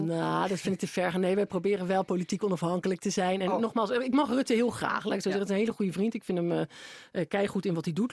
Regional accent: Netherlands; als Nederlanders

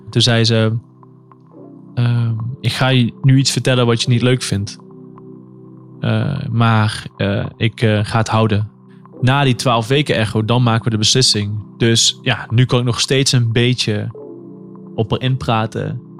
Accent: Limburg, Netherlands; now in Amsterdam, Netherlands; Ik ben 29 jaar oud. Ik kom uit Limburg. Ik woon in Amsterdam.

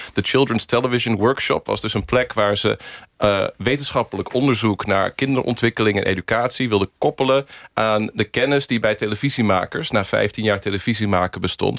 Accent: United States; now in Netherlands; Ik ben in Amerika geboren en ben dus met Amerikaanse Sesamstraat eerst opgegroeid.

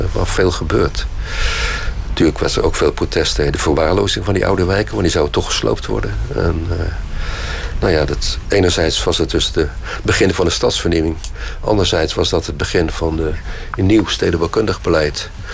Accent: Krabbendijke, Zeeland, Netherlands; Ik ben geboren in Zeeland in Krabbedijken. Dat ligt op Zuid-Beverland

